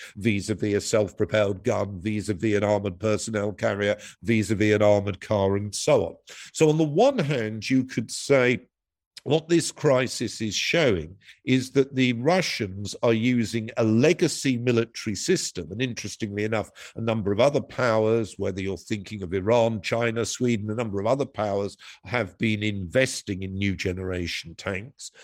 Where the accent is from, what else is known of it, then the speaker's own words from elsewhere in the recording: United Kingdom; my country, Britain